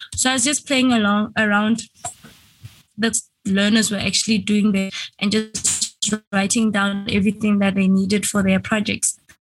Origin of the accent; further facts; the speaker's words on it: Venda, Limpopo, South Africa; I am a South African. I was born in South Africa, Limpopo, in a place called Venda.